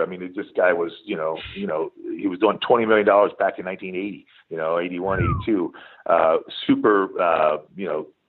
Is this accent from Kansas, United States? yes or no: no; Pennsylvania, United States; moved away as an adult; also born or lived in San Diego; I was from Pennsylvania.